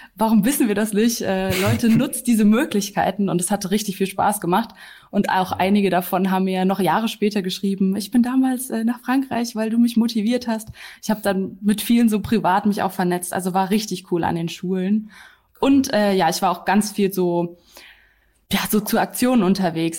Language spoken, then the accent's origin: German; Germany; als Deutsche